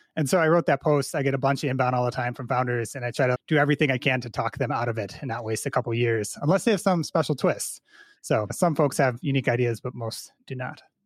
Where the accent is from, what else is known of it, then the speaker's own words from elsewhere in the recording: Chicago, Illinois, United States; I grew up in the Chicago suburbs here